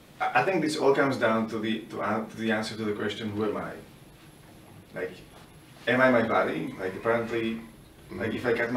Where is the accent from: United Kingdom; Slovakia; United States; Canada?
Slovakia; I'm from Slovakia